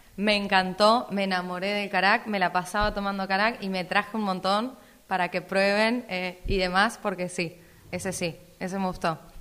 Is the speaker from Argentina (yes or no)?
yes; Necochea, Buenos Aires Province, Argentina; yo no era de Italia y que era de Argentina